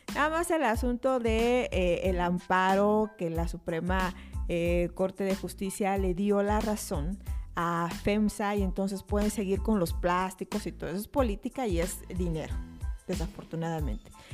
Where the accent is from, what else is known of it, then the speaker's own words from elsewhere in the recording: Oaxaca, Mexico; somos los oaxaqueños